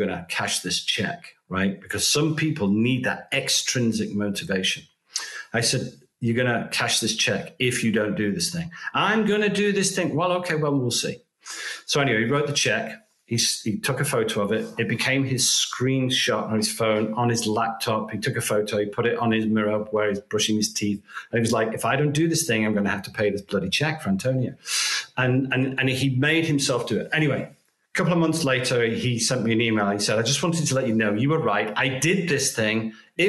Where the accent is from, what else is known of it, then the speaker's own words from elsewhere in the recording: United Kingdom; now in United States; I'm British